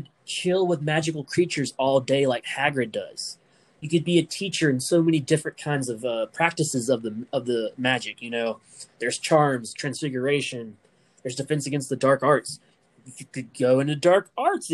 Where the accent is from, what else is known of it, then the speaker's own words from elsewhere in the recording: United States; I'm not a British person, you know, I'm American